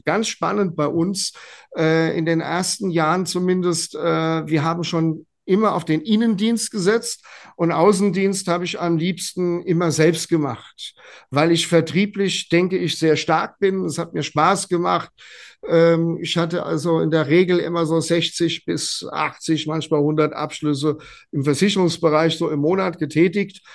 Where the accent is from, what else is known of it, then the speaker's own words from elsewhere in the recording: a village near Gelnhausen, Hesse, Germany; also born or lived in Frankfurt; sind die dann auf ein kleines Dorf gezogen in der Nähe von Gelnhausen. Da musste ich natürlich mit, ja, und habe also auch hier meine äh, meine schulische ähm, meine, meine Schule beendet